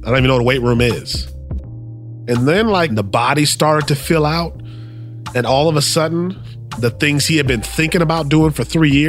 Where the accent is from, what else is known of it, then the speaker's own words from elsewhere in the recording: Milwaukee, Wisconsin, United States; now in Minneapolis, United States; Born and raised in Milwaukee, Wisconsin.